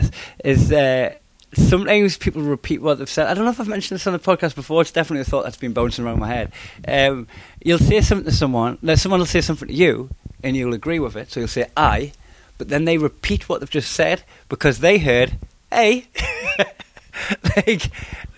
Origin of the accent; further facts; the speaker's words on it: Newcastle upon Tyne, North East England, United Kingdom; accent: Geordie; I've figured out how to soften my accent but not lose my accent and deliver the material as a way it's going to be understood by people that aren't familiar with the Geordie accent